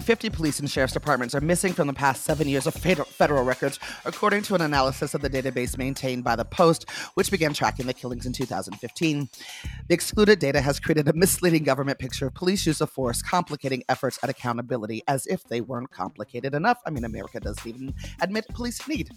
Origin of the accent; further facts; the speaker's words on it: Nevada, United States; my home state, Nevada